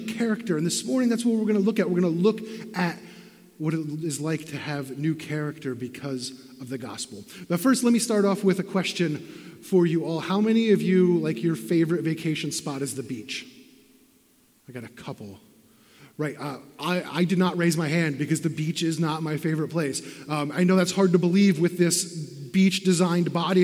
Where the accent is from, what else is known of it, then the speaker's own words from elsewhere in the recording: Benton, Pennsylvania, United States; growing up in Benton, Pennsylvania, I had not been to the Atlantic Ocean.